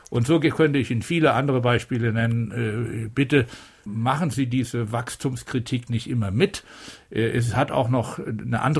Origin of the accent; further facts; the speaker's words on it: Upper Rhine, Germany; ich komme aus, eben aus dem Oberrheingebiet